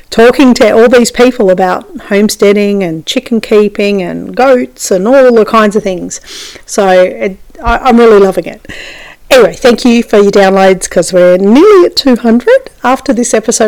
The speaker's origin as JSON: {"language": "English", "country": "Australia", "said": "as an Australian"}